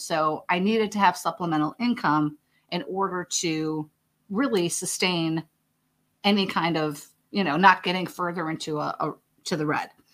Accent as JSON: {"language": "English", "town": "Chicago", "region": "Illinois", "country": "United States", "moved": "yes", "said": "I'm from Chicago originally, so for me, that's just, you know, Midwest mentality"}